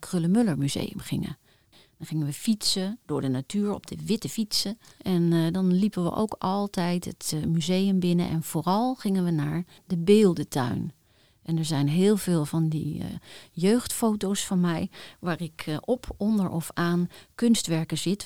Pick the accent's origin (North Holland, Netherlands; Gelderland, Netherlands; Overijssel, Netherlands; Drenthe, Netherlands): Gelderland, Netherlands; Apeldoorn; mijn jeugd heb doorgebracht in Apeldoorn